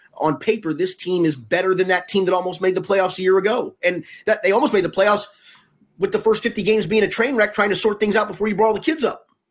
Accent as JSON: {"language": "English", "town": "Cincinnati", "region": "Ohio", "country": "United States", "tie": "born or raised there", "also_born_or_lived": "New York / Tulsa", "said": "I was born in Cincinnati, but we moved to, uh, to New York when I was seven in nineteen seventy."}